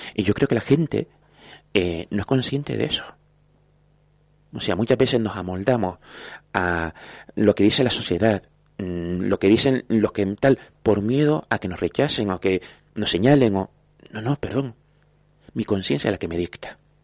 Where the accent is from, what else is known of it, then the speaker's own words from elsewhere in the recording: Vega de San Mateo, Canary Islands, Spain; also born or lived in Santa Brígida; soy hijo de San Mateo porque nací en San Mateo a mucha honra